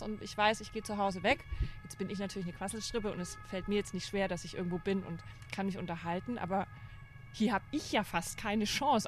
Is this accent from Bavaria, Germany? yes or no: yes; Franconia, Bavaria, Germany; accent: Franconian; moved away as an adult; now in Cologne, Germany; Ich komme aus Franken